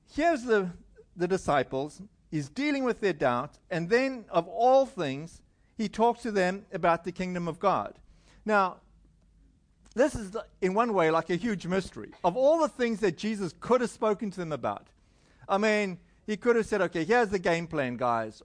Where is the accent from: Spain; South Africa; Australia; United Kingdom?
South Africa; moved away; I'm from South Africa